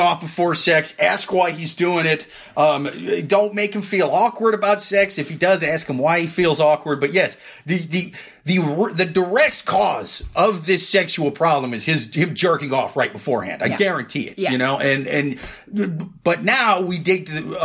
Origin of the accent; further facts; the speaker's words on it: Iowa, United States; I'm from Iowa.